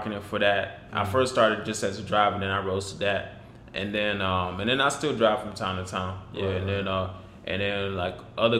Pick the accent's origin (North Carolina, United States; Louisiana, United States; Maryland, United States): North Carolina, United States; Greensboro; moved away as an adult; now in Charlotte, United States; no, I'm from Greensboro. Oh, Greensboro. Yeah, Greensboro, North Carolina